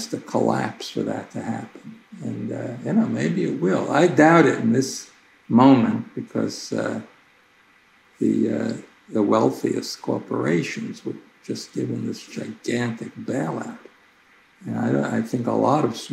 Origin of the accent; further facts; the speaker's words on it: New York City, New York, United States; I grew up in Brooklyn